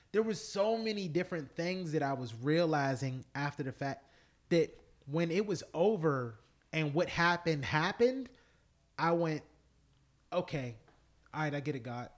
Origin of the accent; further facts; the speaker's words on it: United States; We're American, and I'm Black American